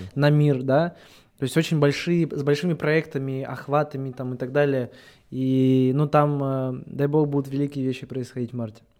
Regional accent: Russia; я с Алтая сам

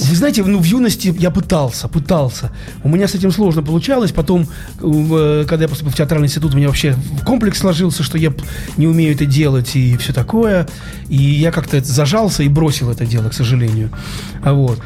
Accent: Saint Petersburg, Russia; только я один питерский

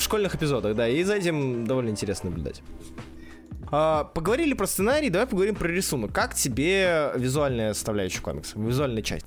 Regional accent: Saint Petersburg, Russia; Я из Санкт-Петербурга. Родился, вырос

